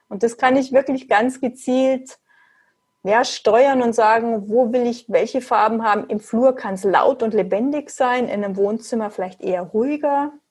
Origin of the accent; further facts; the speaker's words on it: Munich, Bavaria, Germany; Ich komme aus München.